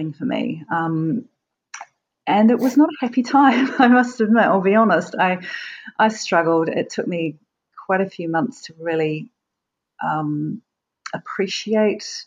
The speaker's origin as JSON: {"language": "English", "region": "Wellington", "country": "New Zealand", "tie": "born or raised there", "moved": "yes", "lives_now": "Auckland, New Zealand", "said": "I ended up doing a contract in Wellington, which is my hometown"}